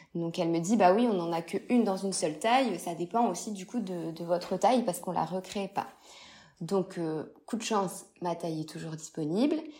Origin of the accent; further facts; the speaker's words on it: Lille, Hauts-de-France, France; je suis de Lille